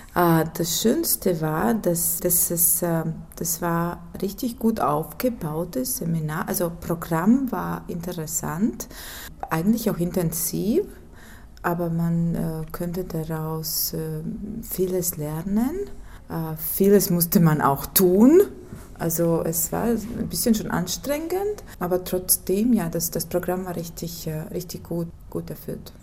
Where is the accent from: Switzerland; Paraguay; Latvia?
Latvia; Ventspils, Kurzeme; Ich komme aus Lettland, aus Svenspils